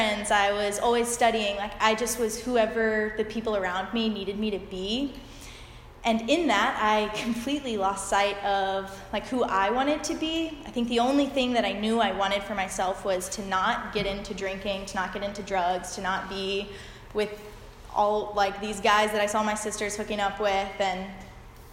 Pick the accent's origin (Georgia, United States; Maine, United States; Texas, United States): Georgia, United States; Peachtree City; I grew up in Georgia, in Peachtree City